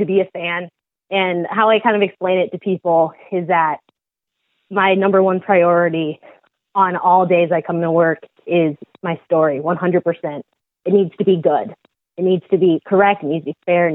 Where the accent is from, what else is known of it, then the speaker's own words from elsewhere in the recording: Seattle, Washington, United States; moved away as an adult; now in Los Angeles, United States; I'm originally from Seattle, Washington. I was born there and grew up there